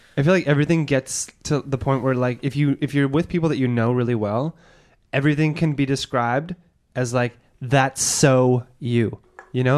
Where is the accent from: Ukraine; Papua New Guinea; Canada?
Canada; Edmonton, Alberta; moved away; I'm from Edmonton